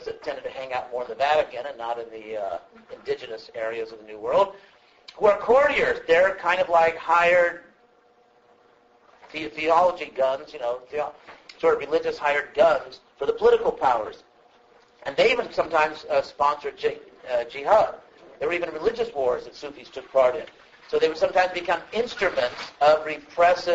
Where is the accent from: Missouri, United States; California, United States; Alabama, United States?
California, United States; I'm from California